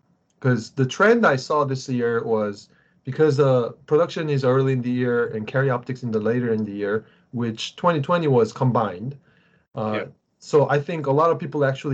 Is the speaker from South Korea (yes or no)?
yes; South Korea; moved away; when I was growing up in Korea